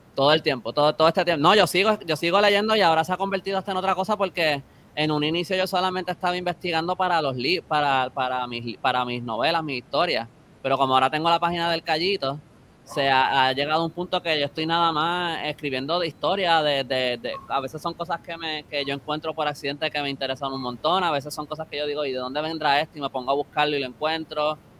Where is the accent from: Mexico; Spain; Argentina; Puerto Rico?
Puerto Rico; San Juan; yo soy de San Juan